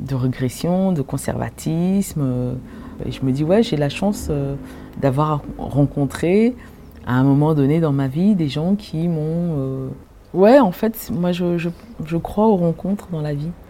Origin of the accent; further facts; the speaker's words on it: Maisons-Alfort, Île-de-France, France; also born or lived in Cameroon; j'ai grandi effectivement à Maison Alfort, Alfortville